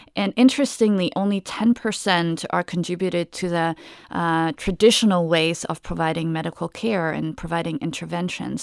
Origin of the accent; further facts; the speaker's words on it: Germany; now in United States; I'm originally from Germany. So, uh, when I came to the U S in two thousand and one